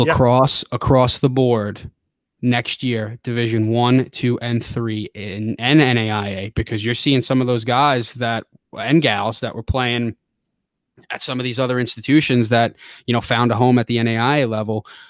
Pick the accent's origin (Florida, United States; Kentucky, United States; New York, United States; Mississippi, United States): New York, United States; Long Island; born or raised there; moved away as an adult; also born or lived in Midwest / Tennessee / Defiance, Ohio; now in Ohio, United States